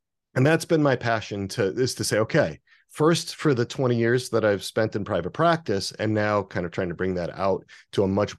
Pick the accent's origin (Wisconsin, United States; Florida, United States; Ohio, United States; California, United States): Wisconsin, United States; So where I grew up in Wisconsin, it was almost all Catholics and Lutherans. Very little sort of religious diversity.